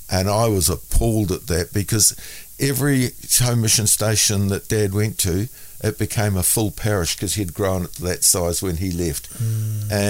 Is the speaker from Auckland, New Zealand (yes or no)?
yes; Mangere, Auckland, New Zealand; also born or lived in Raetihi / Ohakune; birth certificate states that I was born in Raetihi, but in reality, I was only there a matter of a couple of days, and the rest of it was in um, Ohakune. Uh, but I was, I wouldn't have even been a year old when we moved from there to Mangere.